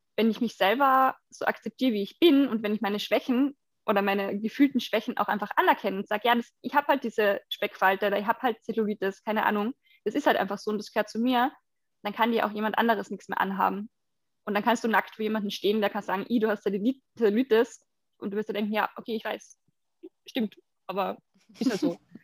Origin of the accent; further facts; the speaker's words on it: Carinthia, Austria; moved away; in Kärnten stattfinden, wo ich herkomme ursprünglich